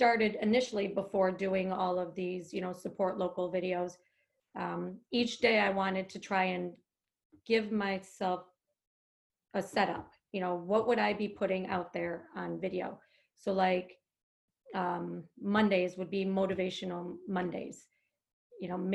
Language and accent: English; upstate New York, United States; moved away as an adult; now in New Jersey, United States; I'm from upstate New York and I don't have family here. You know, I don't have friends here that I went to high school with or grade school with.